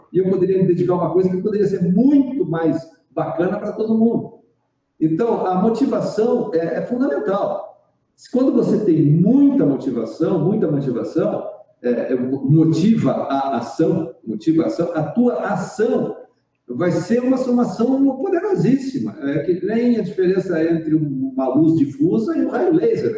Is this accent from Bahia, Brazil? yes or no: no; Rio Grande do Sul, Brazil; moved away as an adult; also born or lived in Porto Alegre; now in Garopaba, Brazil; Eu sou gaúcho. Nasci no Rio Grande do Sul, numa cidadezinha. É, fui criado numa cidade pequenininha do interior.